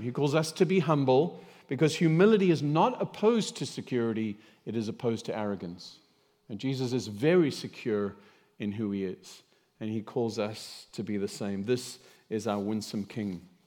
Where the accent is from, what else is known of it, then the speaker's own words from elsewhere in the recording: South Africa; moved away; I grew up in South Africa